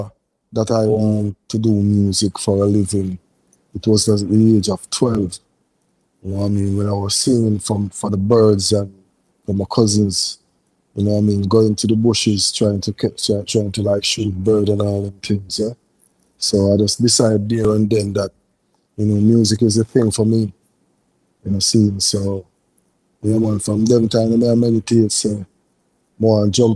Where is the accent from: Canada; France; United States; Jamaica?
Jamaica; Saint Thomas; also born or lived in Portmore / Kingston; my band parish is St. Thomas.